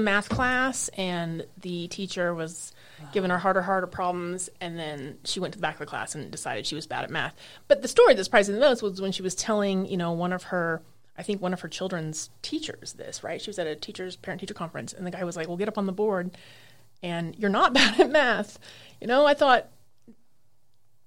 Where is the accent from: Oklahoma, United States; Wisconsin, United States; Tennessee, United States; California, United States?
Oklahoma, United States; Norman; moved away; I'm from Norman, Oklahoma. Lived there for 33 years